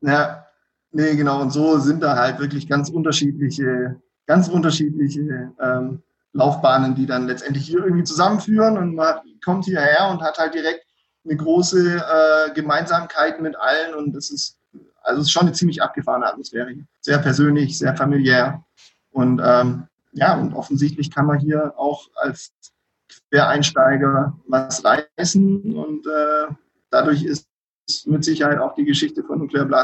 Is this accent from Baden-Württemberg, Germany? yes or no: yes; Donzdorf, Baden-Württemberg, Germany; Ich, ich komme ursprünglich eigentlich auch aus der Ecke um Donsdorf.